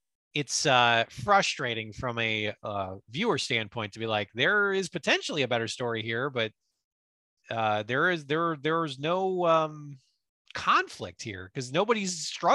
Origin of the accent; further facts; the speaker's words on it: Canada; So then I decided I didn't want to do the drafts, and I'm from Canada.